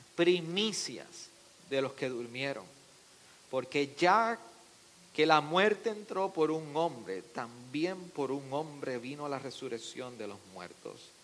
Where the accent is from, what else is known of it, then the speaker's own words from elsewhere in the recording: Arecibo, Puerto Rico; yo soy de Arecibo